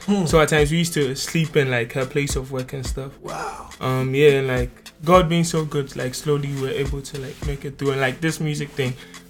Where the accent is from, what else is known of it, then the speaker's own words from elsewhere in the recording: Tema, Greater Accra, Ghana; Like growing up in Tema was kind of tough. I didn't grow up in like a very good home financially.